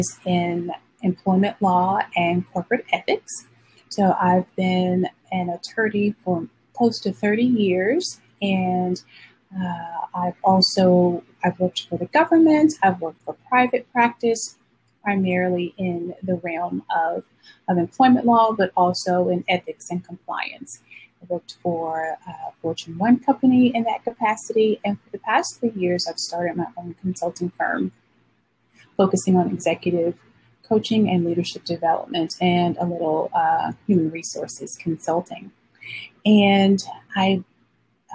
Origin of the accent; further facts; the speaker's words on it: Alabama, United States; I grew up in the South in Alabama